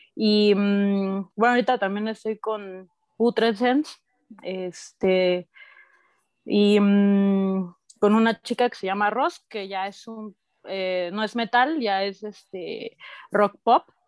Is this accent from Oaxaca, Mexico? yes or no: yes; Oaxaca, Mexico; also born or lived in Mexico City; yo nací en Ciudad de México, pero crecí en Oaxaca